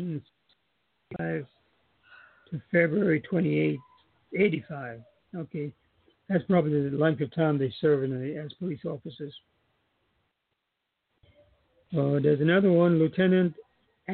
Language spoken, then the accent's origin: English; Charlotte Amalie, U.S. Virgin Islands; I moved from Lincoln School Steps, which is now Jarvis School